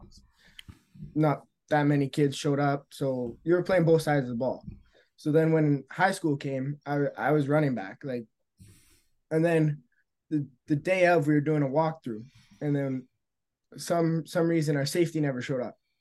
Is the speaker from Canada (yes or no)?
yes; Sudbury, Ontario, Canada; I'm from Serbia. I'm up north